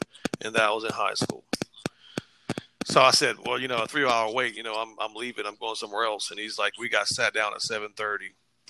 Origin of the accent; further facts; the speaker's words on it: Iowa, United States; So I'm from Iowa.